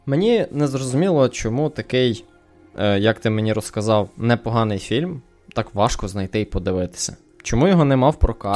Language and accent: Ukrainian; Ukraine; moved away as an adult; now in Canada; я з України